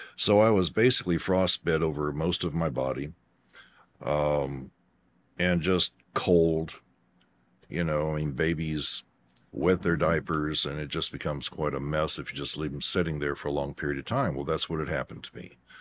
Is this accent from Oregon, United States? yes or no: no; Kentucky, United States; also born or lived in Aurora, Colorado; we moved Kentucky from Aurora, Colorado